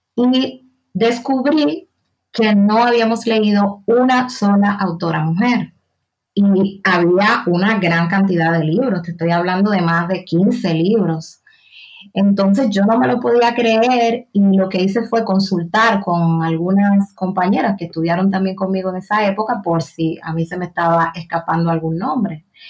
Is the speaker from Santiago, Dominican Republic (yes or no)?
no; Haina, San Cristóbal, Dominican Republic; moved away as an adult; now in Sabadell, Spain; yo nací, crecí, pasé la mayor parte de, mi vida en República Dominicana, en un pueblo portuario del sur, sur, municipio de la provincia de San Cristóbal